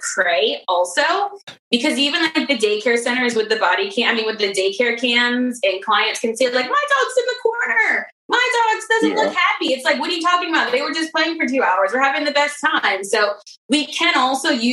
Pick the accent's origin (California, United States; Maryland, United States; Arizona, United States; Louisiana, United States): Maryland, United States; I'm from Maryland, Under Armour's here